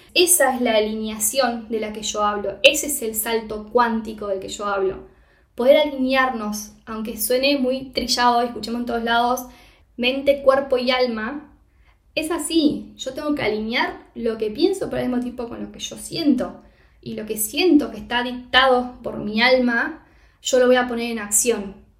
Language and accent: Spanish; Argentina; moved away as an adult; also born or lived in Costa Rica / Mexico; now in Castellón de la Plana, Spain; Yo me mudé, me fui de Argentina, mejor dicho, en enero del 2022 de este año